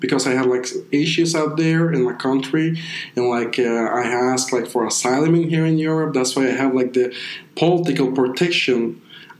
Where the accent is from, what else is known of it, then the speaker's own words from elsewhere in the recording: Afghanistan; first language Persian; English is a second language; moved away as an adult; also born or lived in India / Germany; now in Milan, Italy; I'm from Afghanistan, I'm 27 years old.